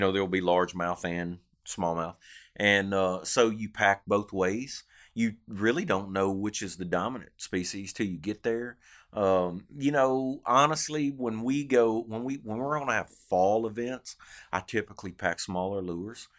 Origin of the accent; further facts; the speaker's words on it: Arkansas, United States; now in Louisiana, United States; growing up in Arkansas